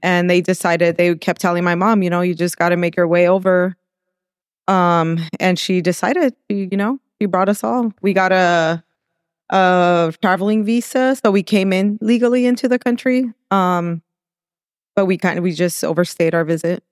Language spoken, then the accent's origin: English; El Monte, California, United States; also born or lived in Mexico / Whittier, California; And then we moved to El Monte, so that's where I really, that's where I grew up, El Monte